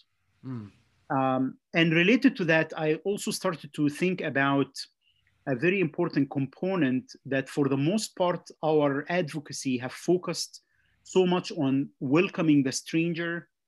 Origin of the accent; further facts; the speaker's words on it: Egypt; moved away as an adult; also born or lived in Jersey City, New Jersey; now in Goshen, United States; I grew up in Egypt, pastored in Egypt at Presbyterian Church